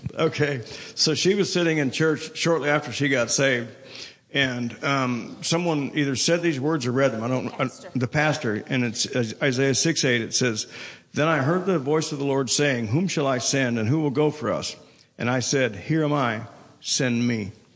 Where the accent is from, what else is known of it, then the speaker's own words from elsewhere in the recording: Colorado, United States; moved away; also born or lived in India / Tulsa, Oklahoma; I'm from Colorado